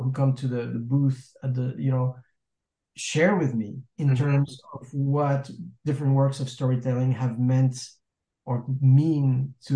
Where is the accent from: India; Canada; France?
France; moved away as an adult; now in Los Angeles, United States; I'm French, right? I mean, I'm American too. I'm an American citizen, but I was born in France